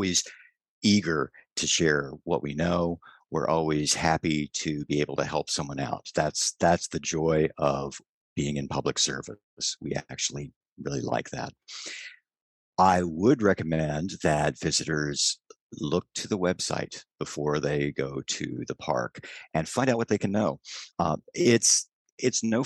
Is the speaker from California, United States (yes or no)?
no; San Antonio, Texas, United States; moved away as an adult; also born or lived in New Jersey; I've worked at San Antonio Missions, which was in my hometown